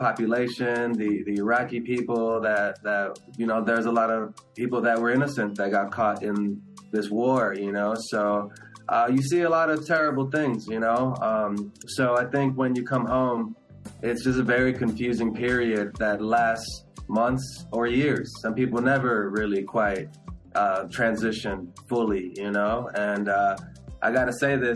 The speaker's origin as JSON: {"language": "English", "town": "Los Angeles", "region": "California", "country": "United States", "tie": "born or raised there", "first_language": "Spanish", "second_language": "English", "said": "I was born here in Los Angeles"}